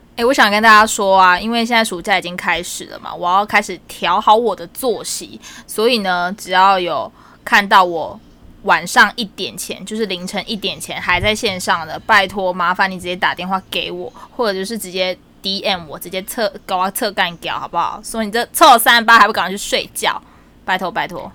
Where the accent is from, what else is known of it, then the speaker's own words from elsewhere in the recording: Tainan, Taiwan; also born or lived in Australia; 因为我是台南人